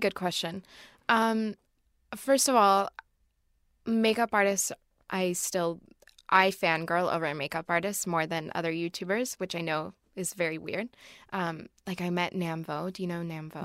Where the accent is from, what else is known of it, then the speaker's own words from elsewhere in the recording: Oregon, United States; I'm from Oregon.